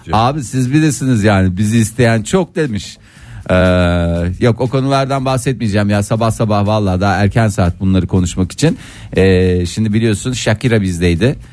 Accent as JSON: {"language": "Turkish", "region": "Adana", "country": "Turkey", "said": "Ben Adanalıyım"}